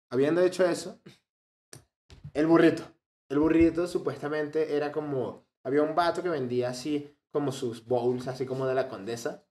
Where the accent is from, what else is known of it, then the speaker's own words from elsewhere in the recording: Venezuela; Aquí en Venezuela no decimos curvilínea, sino decimos pepiada